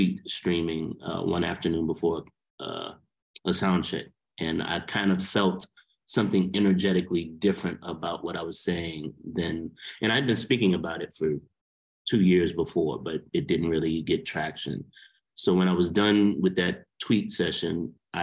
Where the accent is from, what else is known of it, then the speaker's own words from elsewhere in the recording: New Orleans, Louisiana, United States; the musicians I grew up with in New Orleans